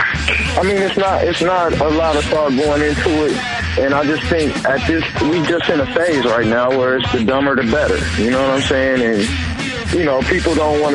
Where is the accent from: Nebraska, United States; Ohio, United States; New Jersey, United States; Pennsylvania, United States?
Ohio, United States; moved away; I'm from Ohio, but I came out here